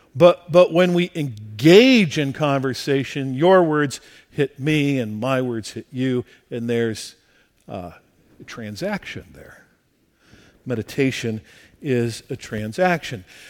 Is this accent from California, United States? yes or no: yes; La Mirada, California, United States; also born or lived in rural Midwest; the church in which I grew up here in La Mirada